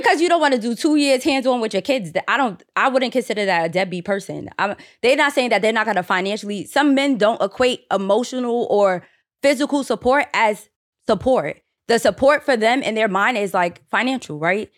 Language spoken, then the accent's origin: English; New York City, New York, United States; I grew up in the Bronx